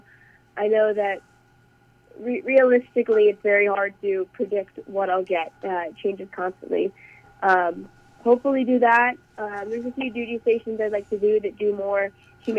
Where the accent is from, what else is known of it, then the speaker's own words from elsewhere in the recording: State College, Pennsylvania, United States; moved away as an adult; now in United Kingdom; my family ended up settling in State College, Pennsylvania